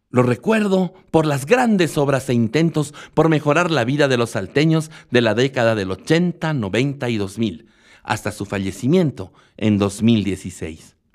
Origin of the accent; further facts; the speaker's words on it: La Paz, Bolivia; born there; now in El Alto, Bolivia; Pero como un boliviano paseño de nacimiento, alteño de residencia y aymara de alma y corazón se interesó por Alemania?